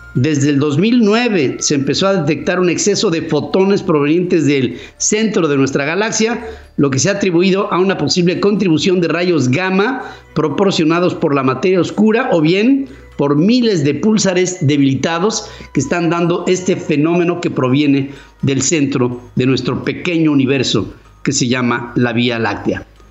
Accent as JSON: {"language": "Spanish", "country": "Mexico", "said": "yo soy parte de México"}